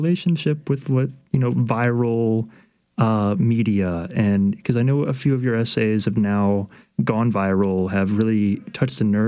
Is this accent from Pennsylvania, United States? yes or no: no; Baton Rouge, Louisiana, United States; also born or lived in New Orleans; Being in the South, particular, growing up in Baton Rouge, and being in New Orleans